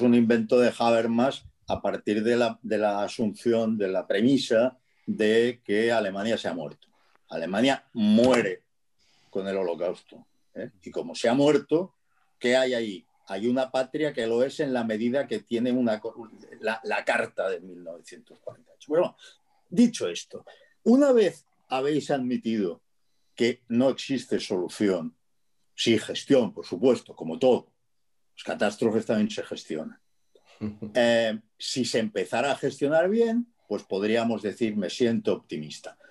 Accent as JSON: {"language": "Spanish", "town": "Barcelona", "region": "Catalonia", "country": "Spain", "moved": "as an adult", "lives_now": "Castilla-La Mancha, Spain", "said": "barcelonés que los conoce como si los hubiera parido y que y que se ha marchado hace dos años de allí"}